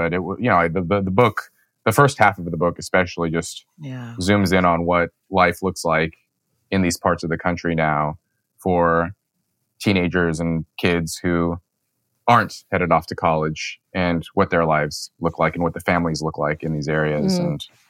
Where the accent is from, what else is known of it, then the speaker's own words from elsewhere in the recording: Los Angeles, California, United States; I was born into poverty in Los Angeles. My mother came to the U.S. from Seoul, South Korea.